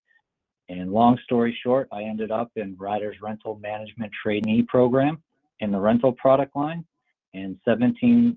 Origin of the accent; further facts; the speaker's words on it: Massachusetts, United States; I grew up in the Massachusetts area